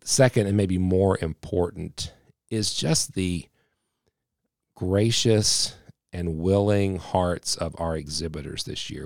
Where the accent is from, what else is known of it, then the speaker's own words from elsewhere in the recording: West Virginia, United States; I am definitely one hundred percent a West Virginian